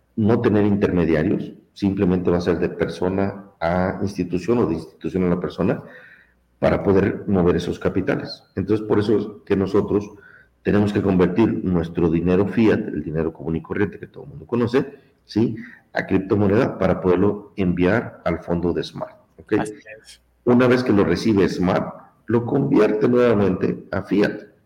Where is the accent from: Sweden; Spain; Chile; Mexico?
Mexico; now in United States; Yo soy mexicano de nacimiento, también tengo la ciudadanía mexicana